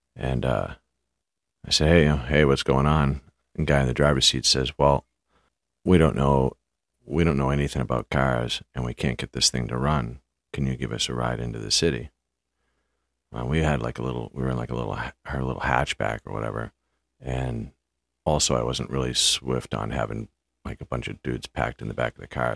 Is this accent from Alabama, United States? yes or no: no; half hour from Boston, Massachusetts, United States; It's a half hour ride from Boston to my hometown